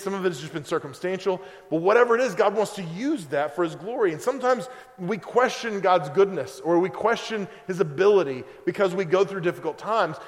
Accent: Oklahoma, United States; moved away; I'm from Oklahoma

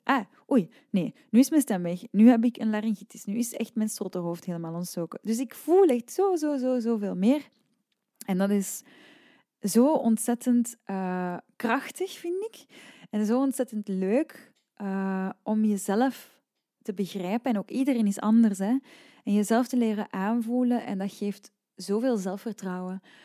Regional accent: Leuven, Flanders, Belgium; ik ben van Leuven en bijvoorbeeld als ik tien jaar was, dan ging ik naar de lokale academie. En de academie hier in Leuven is enkel klassiek

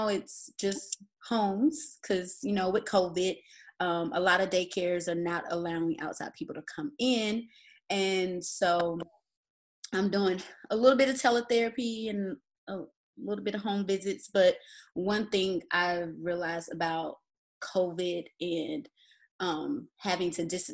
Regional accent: Atlanta, Georgia, United States; also born or lived in Nashville, Tennessee; I am originally from Atlanta, Georgia, and I am still here today

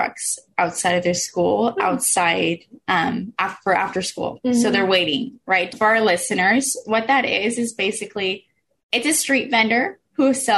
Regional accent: Oxnard, California, United States; I grew up in Oxnard. I've been here since I was 4 years old

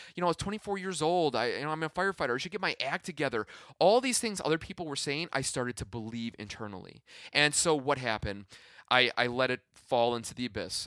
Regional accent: Midwest, United States; I am from the Midwest

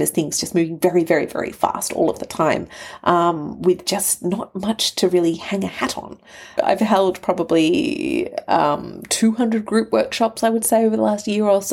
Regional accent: Australia; also born or lived in Canberra, Australia / Sydney, Australia; Australia being my home, my permanent home. I'm Australian

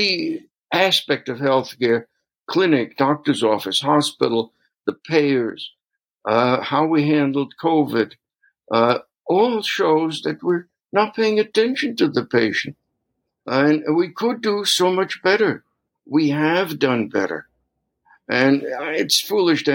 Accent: New York City, New York, United States; moved away as an adult; also born or lived in Brooklyn; now in Minnesota, United States; I grew up in New York City

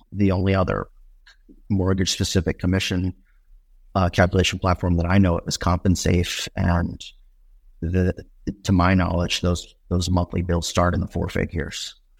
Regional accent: Northeast, United States; moved away; I grew up in the Northeast

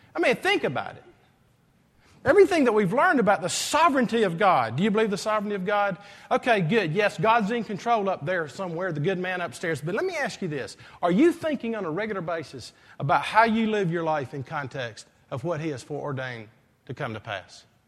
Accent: Greenville, South Carolina, United States; moved away as an adult; also born or lived in Columbia / Saint Louis, Missouri; the way I grew up in Greenville High School

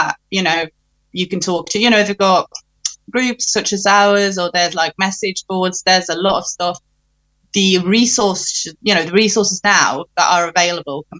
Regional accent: Norway; moved away; I'm from Norway. So when I'm in Norway, I talk to her in Norwegian. But when I'm here, mainly I'm around English people

